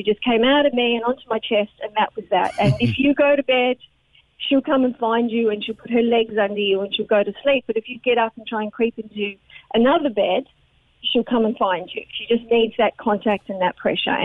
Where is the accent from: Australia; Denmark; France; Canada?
Australia; now in Ireland; I'm Australian